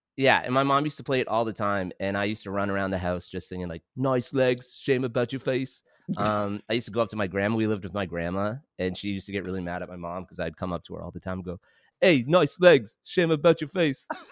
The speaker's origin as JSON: {"language": "English", "town": "London", "region": "Ontario", "country": "Canada", "tie": "born or raised there", "lives_now": "Hamilton, Canada", "said": "I grew up in London."}